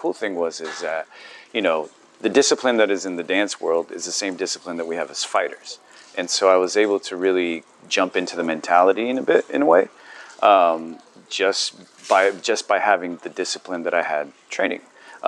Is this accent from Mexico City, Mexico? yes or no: no; Tijuana, Baja California, Mexico; also born or lived in San Diego, United States; I grew up in Tijuana in San Diego.